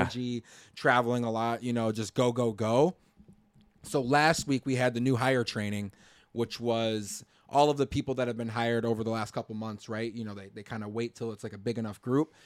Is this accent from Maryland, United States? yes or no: no; Chicago, Illinois, United States; I'm from the Chicago area